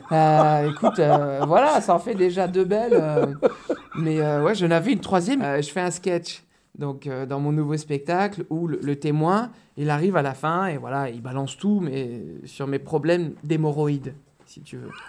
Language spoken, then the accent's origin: French; Sartène, Corsica, France; j'ai ma famille qui est de Corse et je dis, mais vous savez, moi, je suis de Sartène.